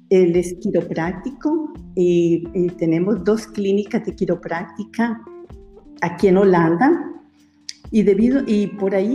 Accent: Colombia; moved away as an adult; now in Netherlands; quiero contarles que soy colombiana y resido hace más o menos 30 años en este hermoso país. Bueno, ya perdí la cuenta, pero em, para mí fue muy difícil dejar mi país.

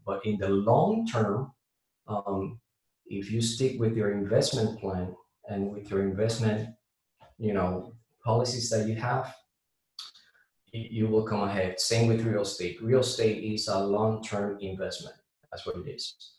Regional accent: Puerto Rico; now in Jacksonville, United States; I'm from Puerto so you're gonna, you know, hear um, a little bit of my accent

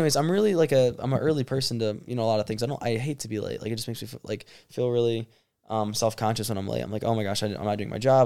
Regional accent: Michigan, United States; we're from Michigan

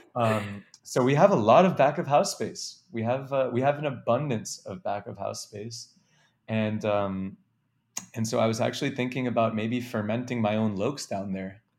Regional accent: New York City, New York, United States; also born or lived in Wisconsin; I grew up in Manhattan

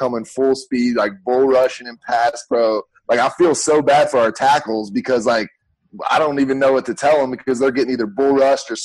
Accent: Hickory, North Carolina, United States; moved away as an adult; also born or lived in Tennessee; I came from North Carolina, Hickory, North Carolina.

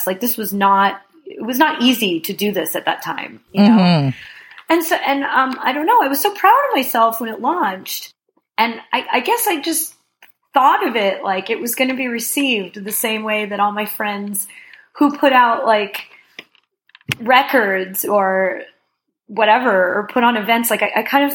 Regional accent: New Jersey, United States; also born or lived in Brooklyn, New York; I grew up in North Jersey, so I spent a lot of time in New York

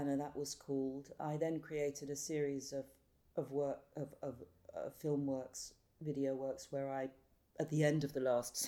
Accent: London, United Kingdom; I grew up in central London in a very now famous area called Notting Hill Gate

